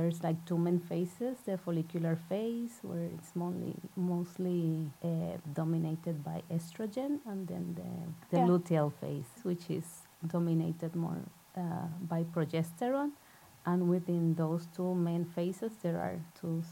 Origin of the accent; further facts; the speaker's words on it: Puerto Rico; now in Norway; I'm originally from Puerto Rico, so yarrow is not a plant that I grew up